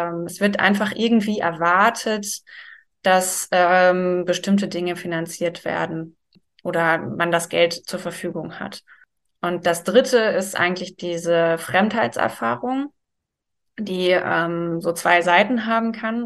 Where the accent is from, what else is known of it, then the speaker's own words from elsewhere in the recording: Germany; bei uns in Deutschland